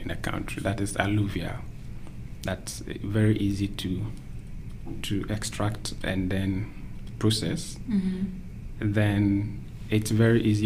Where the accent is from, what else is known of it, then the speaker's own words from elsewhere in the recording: Ghana; moved away as an adult; also born or lived in London, United Kingdom; now in Melbourne, Australia; I come from Ghana.